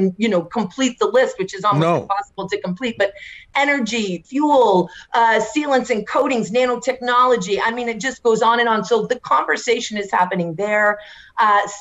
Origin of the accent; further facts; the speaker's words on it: Northeast, United States; moved away as an adult; also born or lived in Maine / New York; now in Washington, United States; I came from the Northeast. So I literally went from Maine and New York to Washington.